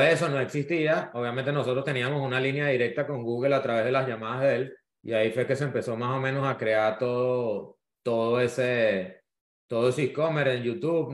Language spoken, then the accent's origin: Spanish; Venezuela; now in Miami, United States; soy venezolano, vivo, vivo en Miami, inmigrante.